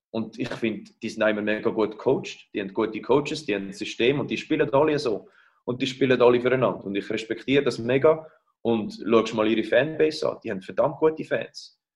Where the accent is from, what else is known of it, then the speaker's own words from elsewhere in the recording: Rapperswil, St. Gallen, Switzerland; also born or lived in United States; now in Geneva, Switzerland; Ich bin zu Rappi aufgewachsen in der Stippel